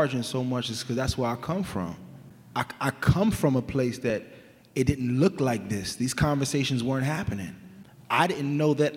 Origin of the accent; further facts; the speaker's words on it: Sacramento, California, United States; My parents are immigrants from Jamaica. We grew up in South Sacramento, namely Meadowview